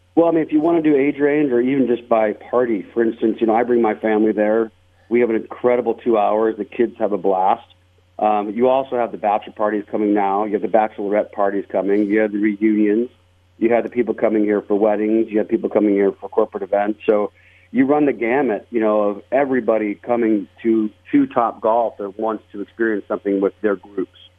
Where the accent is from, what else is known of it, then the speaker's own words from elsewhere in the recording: Las Vegas, Nevada, United States; I was born and raised in Las Vegas